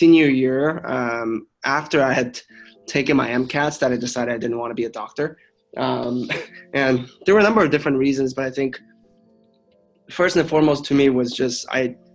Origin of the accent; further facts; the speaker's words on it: Los Angeles, California, United States; also born or lived in China / Pasadena; I moved to the U.S. when I was 9. From China. So I grew up in Los Angeles